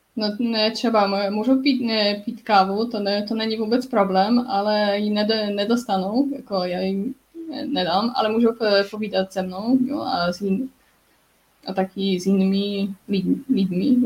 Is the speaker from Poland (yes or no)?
yes; Poznań, Greater Poland, Poland; first language Polish; Czech is a second language; moved away as an adult; also born or lived in Canada / Finland / France; já bydlím, bydlím v, v Polsku, v Poznaní, kde, kde jsem se narodila, ale taky jsem žila jako deset let v zahraničí.